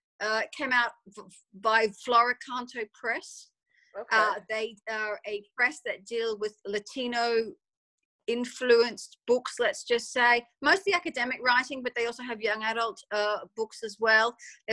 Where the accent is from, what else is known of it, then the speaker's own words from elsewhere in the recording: Australia; moved away as an adult; now in London, United Kingdom; I grew up in Australia, if you can't pick the accent. I lived there until about 20 or so years ago, and I moved to London.